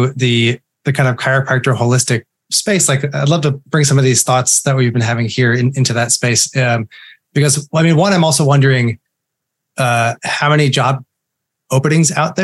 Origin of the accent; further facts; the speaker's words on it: The Woodlands, Texas, United States; also born or lived in Fort Worth, Texas; We grew up in the Woodlands in north of Houston